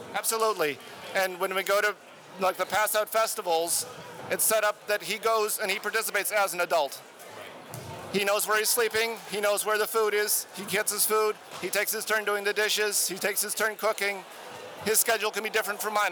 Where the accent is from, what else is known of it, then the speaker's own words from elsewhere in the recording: Madison, Wisconsin, United States; Madison, Wisconsin